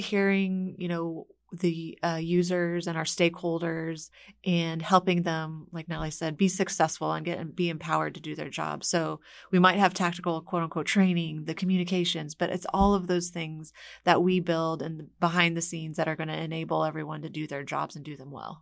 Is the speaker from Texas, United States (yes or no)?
yes; Houston, Texas, United States; I'm from Houston